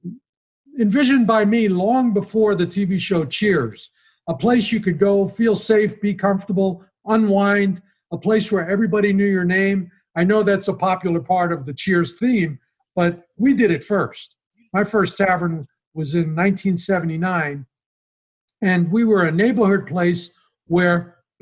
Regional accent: New York City, New York, United States; moved away as an adult; now in Las Vegas, United States; growing up in Brooklyn as a teenager

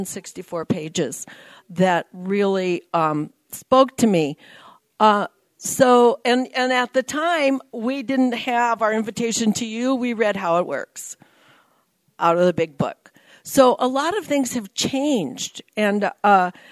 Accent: Nebraska, United States; moved away as an adult; now in California, United States; I moved from Nebraska to California. I'm a California girl who was born in the wrong state

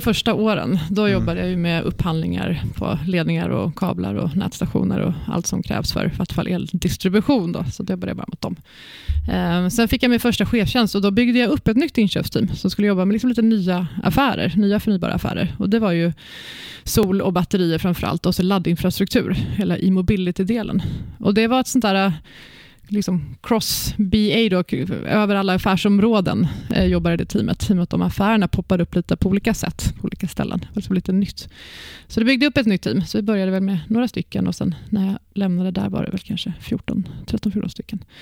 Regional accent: Växjö, Kronoberg County, Sweden; moved away; also born or lived in Stockholm; jag är uppväxt i Växjö i Småland. Mm. Född i Stockholm men uppväxt i Växjö.

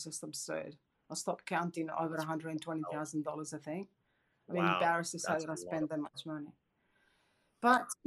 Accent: Perth, Western Australia, Australia; I'm from Perth, sunny Perth in Western Australia.

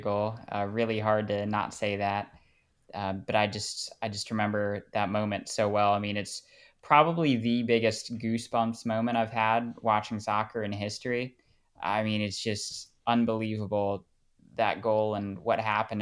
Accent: United States; moved away as an adult; now in Austria; being the only American that I know

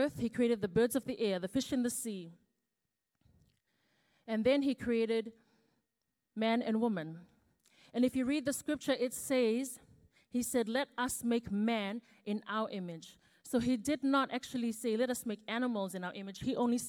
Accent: Fiji; now in New Zealand; I was actually born and raised in Fiji before I moved here to New Zealand.

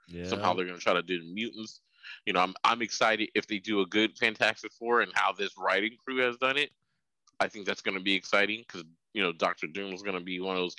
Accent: West Coast, United States; I'm from the West Coast

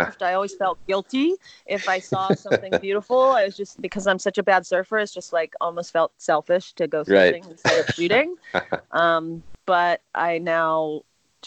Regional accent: Pittsburgh, Pennsylvania, United States; moved away; also born or lived in Southern California; I grew up actually in Pittsburgh, Pennsylvania, very far from the ocean

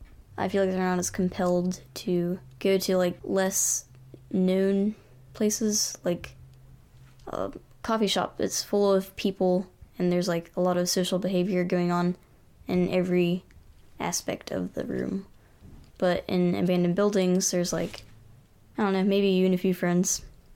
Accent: Lynchburg, Virginia, United States; Lynchburg, Virginia.

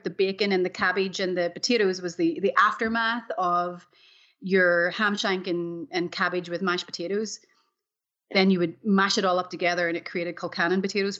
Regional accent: Cushendall, Northern Ireland, United Kingdom; also born or lived in Belfast; now in Austin, United States; growing up in Ireland, in the north of Ireland, I was born in Belfast. And when I was 9, we moved to a beautiful village called Cushendall, which is on the northeast Antrim coast. And it's part of the 9 glens of Antrim.

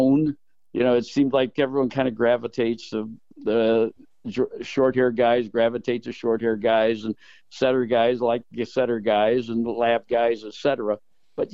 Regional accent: South Bend, Indiana, United States; born and raised in South Bend, Indiana.

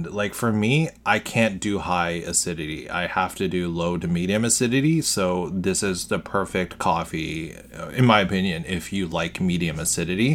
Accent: Richmond Hill, Ontario, Canada; I'm from Richmond Hill, north of Toronto

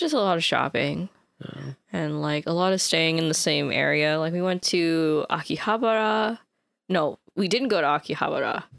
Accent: United States; as an American

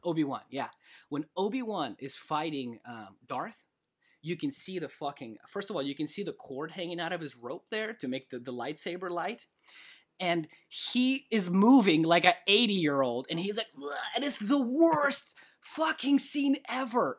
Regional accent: Kamchatka Krai, Russia; moved away; also born or lived in California; I was born in Kamchatka

